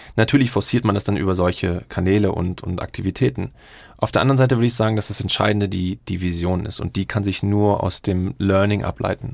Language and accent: German; Berlin, Germany; moved away as an adult; now in Singapore; meine Heimatstadt ist eigentlich Berlin, aber ich lebe in Singapur